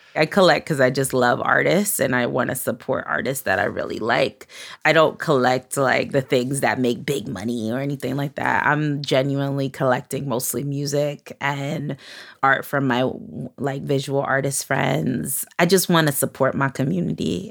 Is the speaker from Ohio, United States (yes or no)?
no; New York City, New York, United States; I grew up in Flatbush, Brooklyn, which is like a Caribbean, West Indian, Latin community